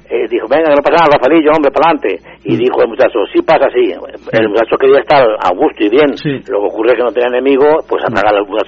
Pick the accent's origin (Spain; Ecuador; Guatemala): Spain; Morata de Tajuña, Community of Madrid; soy de Morata y Taurino.